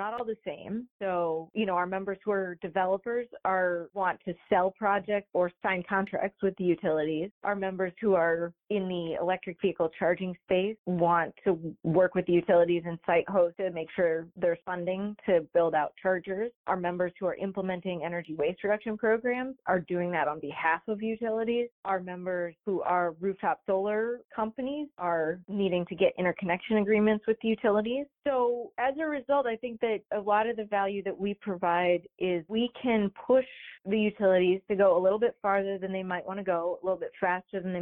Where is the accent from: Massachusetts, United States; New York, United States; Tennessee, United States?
New York, United States; upstate; now in Michigan, United States; I'm from upstate New York, and so I have some New Yorker in me